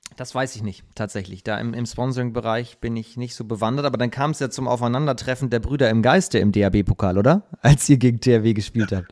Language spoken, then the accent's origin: German; Hamburg, Germany; ich als Hamburger